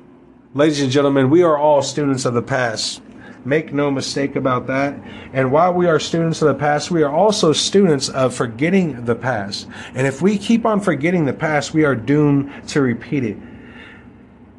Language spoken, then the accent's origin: English; United States; We, as the American people